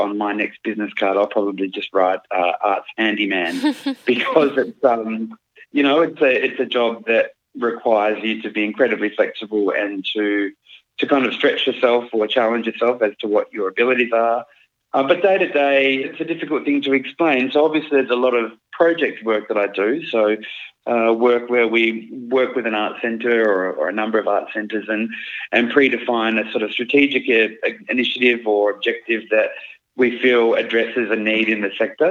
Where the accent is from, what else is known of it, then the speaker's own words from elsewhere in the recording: the Kimberley, Western Australia, Australia; also born or lived in Derby / Kununurra; I grew up in the Kimberley mostly, so in Derby and Kununurra